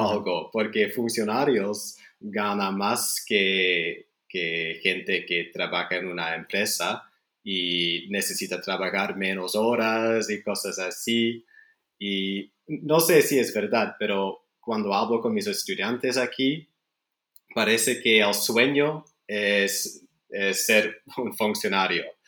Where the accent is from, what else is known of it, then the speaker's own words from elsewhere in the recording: Canada; Spanish is a second language; also born or lived in Chile / Belgium; now in Spain; crecí en Canadá